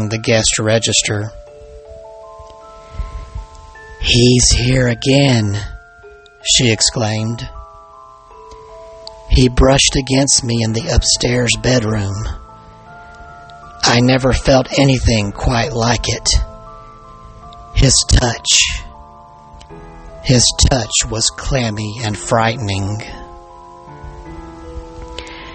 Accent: Alabama, United States; my home state of Alabama

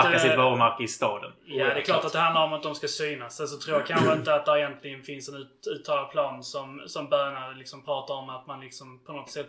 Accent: Svalöv Municipality, Skåne, Sweden; jag är uppväxt i, i Svalövs kommun

